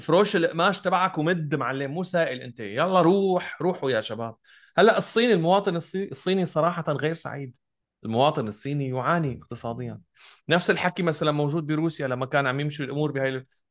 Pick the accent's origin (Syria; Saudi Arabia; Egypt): Syria; انا سوري